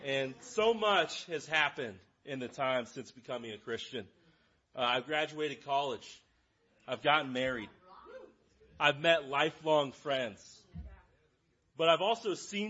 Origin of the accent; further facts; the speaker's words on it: Lawrence, Kansas, United States; I am from Lawrence. I grew up in Lawrence. I live in Lawrence